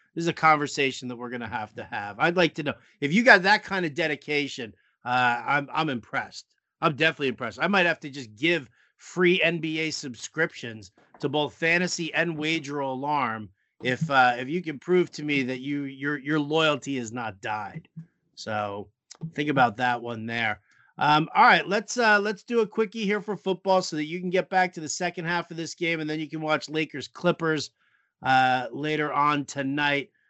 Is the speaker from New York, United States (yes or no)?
yes; New York, United States; we grew up in New York